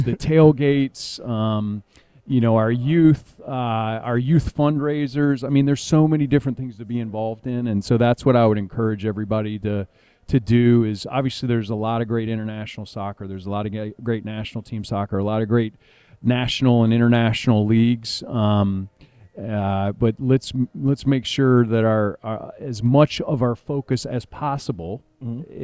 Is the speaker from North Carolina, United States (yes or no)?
yes; Raleigh, North Carolina, United States; born or raised there